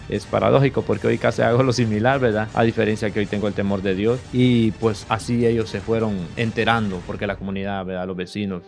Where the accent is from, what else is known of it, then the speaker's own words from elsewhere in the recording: San Pedro Sula, Cortés, Honduras; yo soy de San Antonio